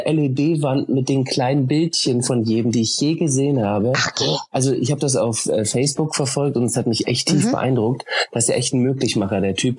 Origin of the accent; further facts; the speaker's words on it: Oldenburg, Lower Saxony, Germany; Ich komme ja aus dem Norden, Oldenburg, an der ah. holländischen Grenze